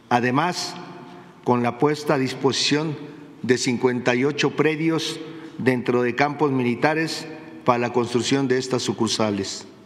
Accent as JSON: {"language": "Spanish", "country": "Mexico", "lives_now": "United States", "said": "Somos la fuerza aquí en Estados Unidos, somos trabajadores, somos mexicanos y que no nos damos por vencidos."}